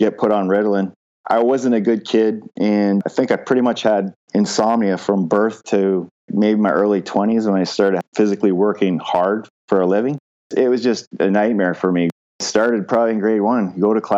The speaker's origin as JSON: {"language": "English", "town": "London", "region": "Ontario", "country": "Canada", "tie": "born or raised there", "also_born_or_lived": "Windsor, Ontario", "said": "I was born in Windsor, Ontario. I'm the oldest of four. We moved to London when I was two, so I don't remember my time in Windsor, obviously. When we moved to London, I grew up in London's West End"}